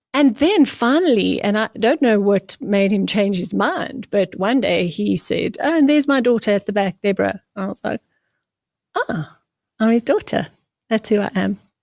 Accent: Port Elizabeth, Eastern Cape, South Africa; I was born in Port Elizabeth

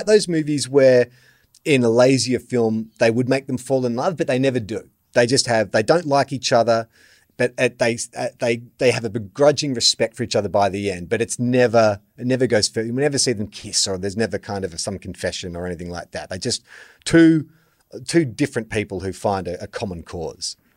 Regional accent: Australia; I'm a white Australian, so chances are there's some Irish in there somewhere.

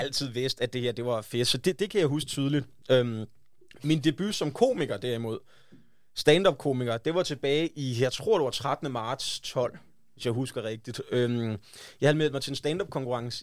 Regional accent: West Jutland, Central Denmark Region, Denmark; now in Copenhagen, Denmark; jeg kommer fra Vestjylland

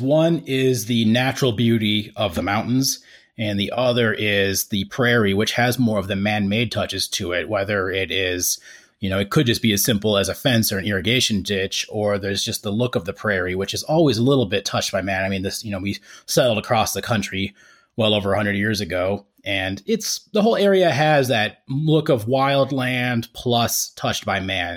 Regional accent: Estes Park, Colorado, United States; now in Greeley, United States; we moved to Estes Park when I was about nine, so I went to middle and high school there

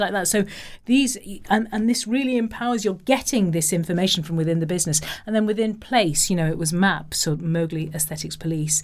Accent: Liverpool, North West England, United Kingdom; I come from Liverpool

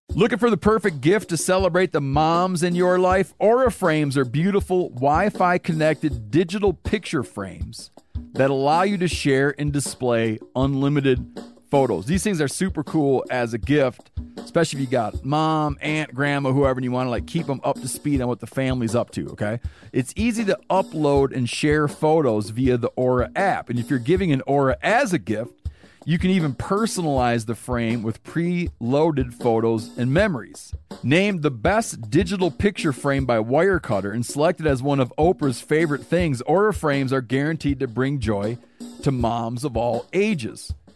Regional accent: Michigan, United States; I grew up in Michigan

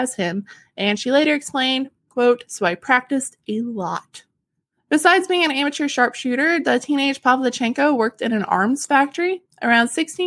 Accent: Arkansas, United States

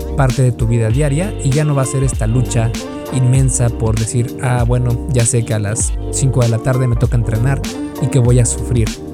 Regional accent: Mexico; Yo soy de México

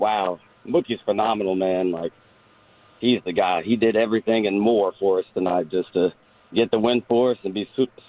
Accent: Memphis, Tennessee, United States; So I'm actually from Memphis, Tennessee.

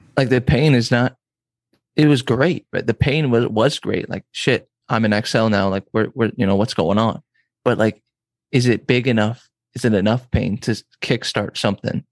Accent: San Diego, California, United States; now in Nebraska, United States; I'm from San Diego

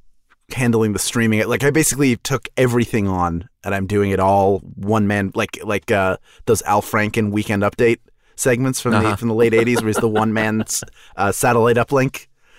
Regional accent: Philadelphia, Pennsylvania, United States; I'm from actual proper. In fact, I may be extra Philadelphia because I was born and raised in Northeast Philadelphia, which is a neighborhood that tried to secede from the rest of Philadelphia

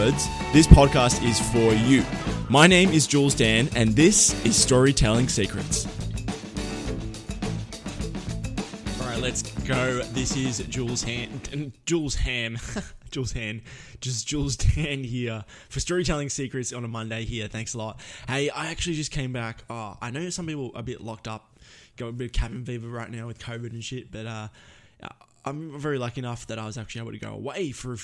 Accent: Melbourne, Victoria, Australia; moved away; my hometown of Melbourne

